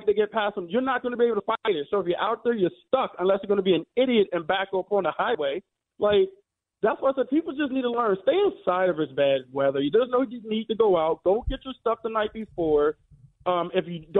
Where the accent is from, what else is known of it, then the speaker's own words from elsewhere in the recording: Maryland, United States; now in Connecticut, United States; I'm from the DMV. I'm from Maryland, born and raised